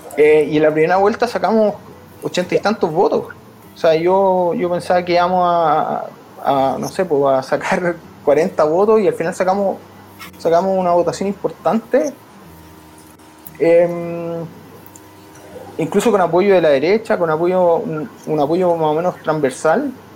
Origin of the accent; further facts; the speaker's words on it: Chile; moved away as an adult; now in Germany; tener que renunciar a la nacionalidad chilena